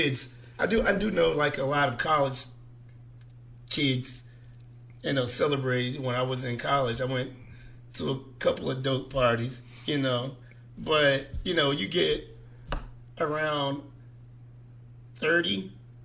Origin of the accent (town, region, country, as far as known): Lancaster, South Carolina, United States